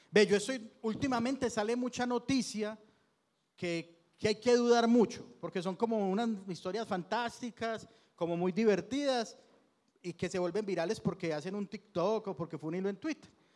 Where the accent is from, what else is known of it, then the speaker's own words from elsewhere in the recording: Itagüí, Antioquia, Colombia; soy de Itagüí, la mayoría vivíamos en Itagüí